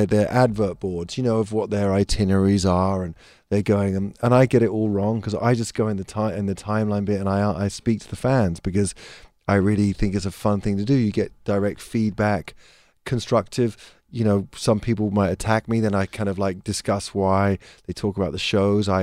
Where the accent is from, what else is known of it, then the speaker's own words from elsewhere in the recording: England, United Kingdom; being English